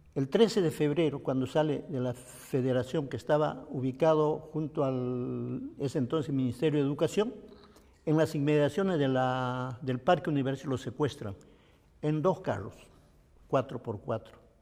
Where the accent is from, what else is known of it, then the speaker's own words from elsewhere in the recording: Nazca, Ica, Peru; also born or lived in Saisa, Ayacucho, Peru; En mi tierra, Saiza, se, estudiaba solo hasta tercer año de primaria. Y como no había dónde estudiar, un buen día, sobre todo mi madre, Elisa Guamani, decide sacarnos a Nazca. Entonces todos llegamos a Nazca a estudiar